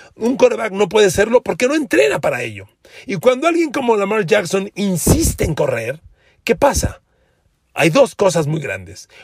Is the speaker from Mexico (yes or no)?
yes; Mexico; yo como mexicano